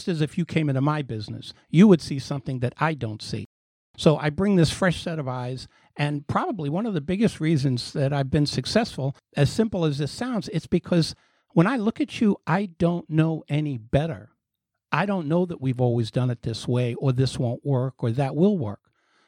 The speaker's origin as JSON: {"language": "English", "town": "Bronx", "region": "New York", "country": "United States", "tie": "born there", "moved": "yes", "lives_now": "Florida, United States", "said": "Well, like most Floridians, I'm from New York. I was born in the Bronx, but I have been in business here and in Florida since 1986."}